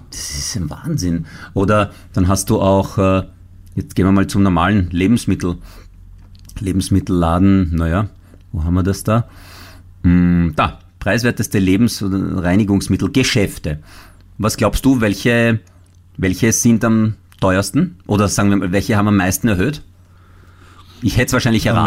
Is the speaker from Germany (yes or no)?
no; Italy; now in Austria; ich als Italiener